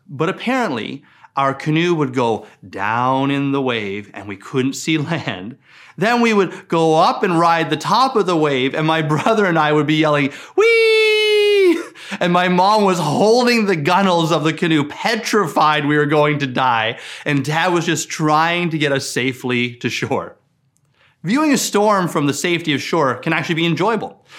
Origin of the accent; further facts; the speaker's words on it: Newfoundland and Labrador, Canada; I grew up in Newfoundland, and I spent a lot of time on the Atlantic Ocean